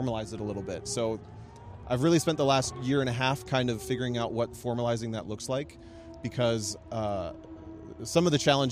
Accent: Ohio, United States; moved away as an adult; also born or lived in Chicago; I'm from Ohio, and I've lived kind of as a gypsy for the last 10 years

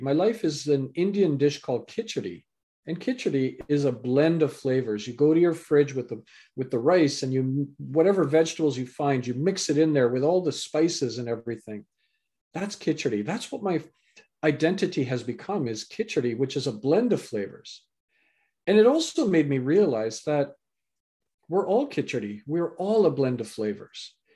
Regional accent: Canada; also born or lived in England; I was born in England, raised in Canada

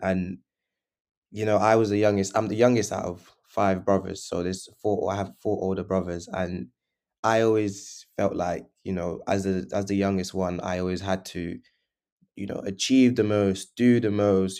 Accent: London, United Kingdom; also born or lived in Portugal / Leeds; we grew, I grew up, um, originally from, in northwest London

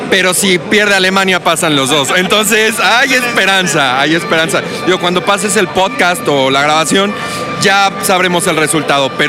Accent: Sweden; Spanish is a second language; moved away as an adult; now in Mexico; tengo 40 años en México. Entonces ya me dice que soy más mexicano que, cactus, que el de cactus, pero sigue siendo sueco. Pero quiero mucho a México.

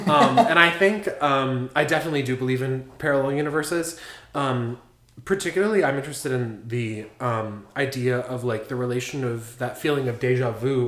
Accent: Cleveland, Ohio, United States; I'm from Cleveland.

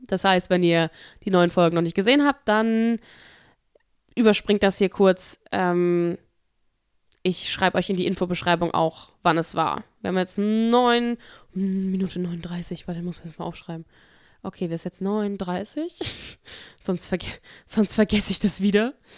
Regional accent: Offenbach district, Hesse, Germany; accent: Hessian; also born or lived in Koblenz; ich komme aus dem Kreis Offenbach

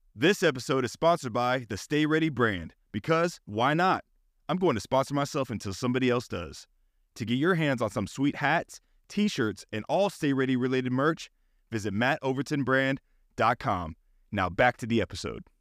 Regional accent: Northern California, United States; moved away; I'm from California

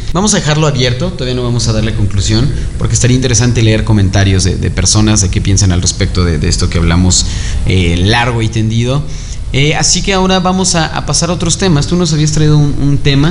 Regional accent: Mexico; como mexicanos es que creemos

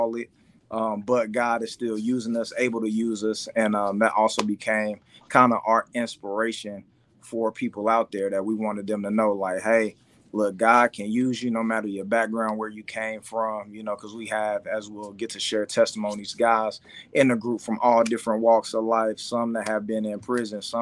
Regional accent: Kansas City, Missouri, United States; Originally from Kansas City, Missouri, the side, you know, where the Chiefs reside

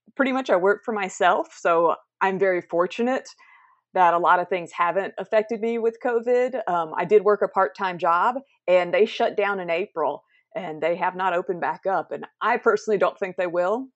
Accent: South Carolina, United States; I am from South Carolina, the United States, which is where I'm at now.

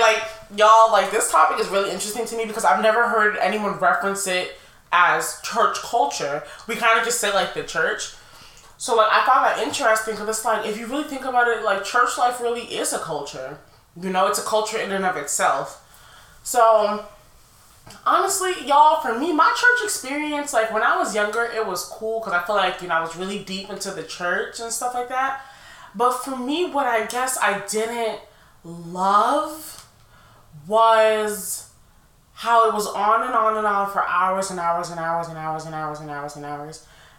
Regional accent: Nigeria; I'm Nigerian, I was Pentecostal.

